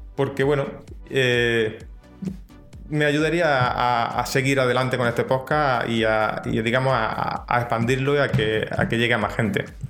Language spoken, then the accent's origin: Spanish; Andalusia, Spain; accent: Andalusian; yo soy de Andalucía, aquí en España, y, mi dicción no es lo mismo que una dicción de, alguien de Madrid